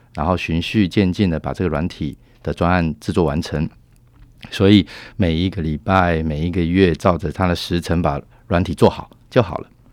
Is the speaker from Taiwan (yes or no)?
yes; Taiwan; moved away as an adult; now in Singapore; 我也是台湾人当时十多年前到了新加坡去